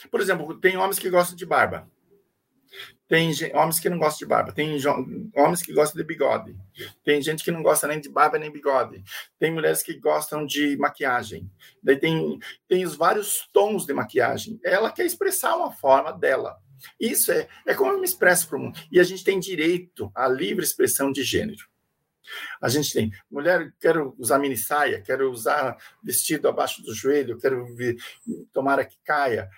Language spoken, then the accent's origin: Portuguese; Brazil; nós somos nós brasileiros